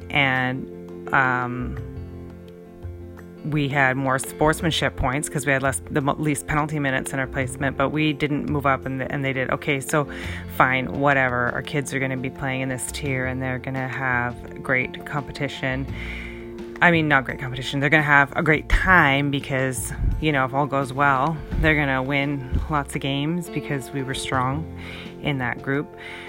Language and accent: English; Canada; now in Seattle, United States; I was born in Canada. I'm a Canadian person.